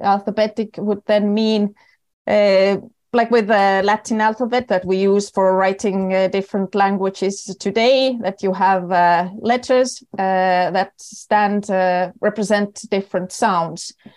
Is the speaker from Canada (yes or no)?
no; Estonia; accent: typical for Estonians and Finns; English is a second language; moved away as an adult; also born or lived in Oslo, Norway; I am originally Estonian